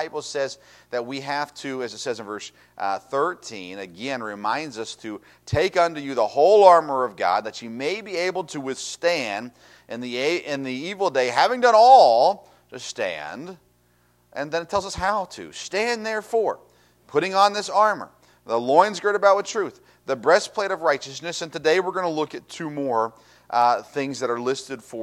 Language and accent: English; Tennessee, United States; I grew up in Tennessee, and in Tennessee, like Kentucky, barefoot was a thing